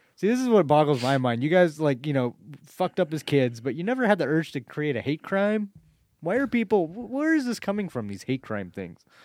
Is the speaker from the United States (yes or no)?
yes; United States; it was in Malala, my hometown